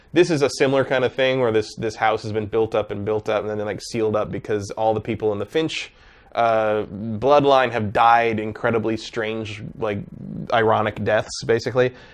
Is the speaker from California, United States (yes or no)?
yes; San Jose, California, United States; I grew up near the Winchester Mystery House